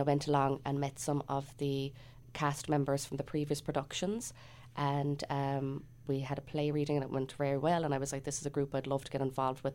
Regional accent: Cork, Munster, Ireland; moved away as an adult; now in Canada; I come from Cork originally, and I moved over here two years ago

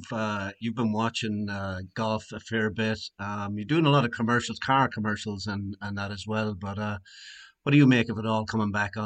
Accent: Ireland; And as Irish guys, of course, we're really proud.

